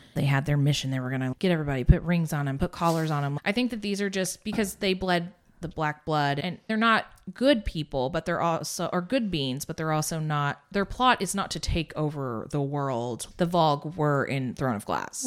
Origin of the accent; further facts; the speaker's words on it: Indiana, United States; I'm from Indiana